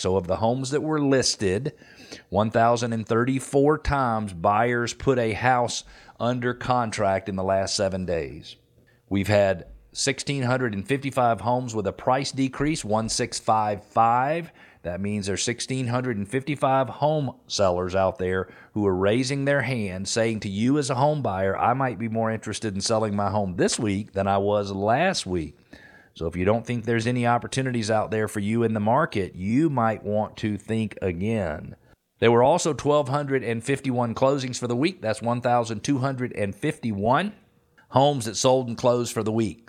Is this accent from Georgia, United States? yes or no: yes; Atlanta, Georgia, United States; also born or lived in Decatur, Georgia; I am an Atlanta native, born and raised right here in Metro Atlanta.